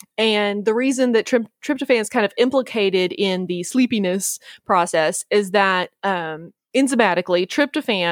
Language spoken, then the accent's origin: English; the South, United States; as a Southerner